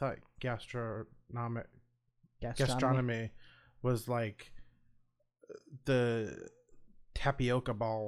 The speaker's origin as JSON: {"language": "English", "region": "Midwest", "country": "United States", "tie": "born or raised there", "said": "I am born and raised in the Midwest."}